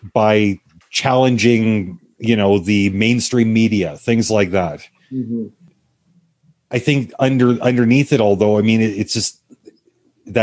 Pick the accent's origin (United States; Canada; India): Canada; I'm Canadian, eh